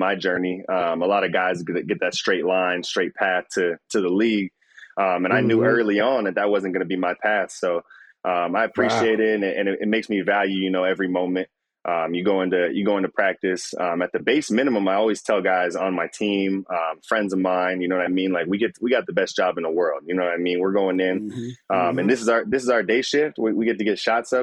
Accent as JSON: {"language": "English", "town": "Windsor", "region": "Ontario", "country": "Canada", "tie": "born or raised there", "moved": "yes", "said": "Growing up in Windsor, we're the border city of Detroit"}